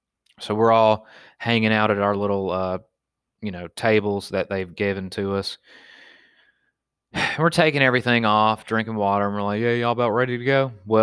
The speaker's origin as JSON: {"language": "English", "region": "Pennsylvania", "country": "United States", "said": "man, I'm a fucking redneck. I'm from Pennsylvania, and I get shot in the back with paintballs, and I don't bitch out."}